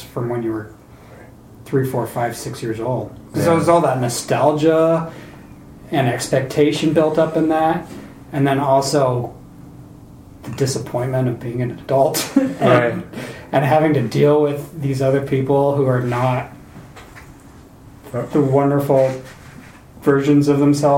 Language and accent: English; North Idaho, United States; I'm from North Idaho